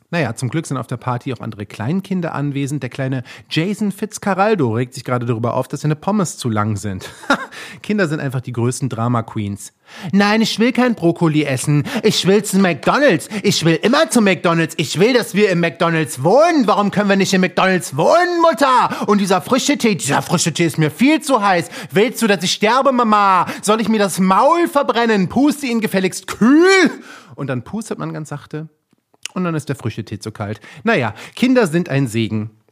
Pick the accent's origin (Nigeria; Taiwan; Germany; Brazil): Germany; Rhineland-Palatinate; ich komme ja gebürtig aus Rheinland-Pfalz